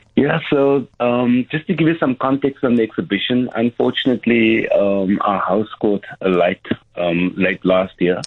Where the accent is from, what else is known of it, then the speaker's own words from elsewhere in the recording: Cape Town, Western Cape, South Africa; coming from Mitchell's Plain